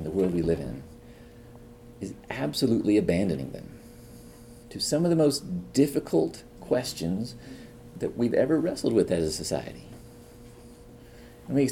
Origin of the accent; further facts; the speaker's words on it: Northern California, United States; moved away as an adult; also born or lived in Oklahoma; now in Chicago, United States; I grew up in California, Northern California.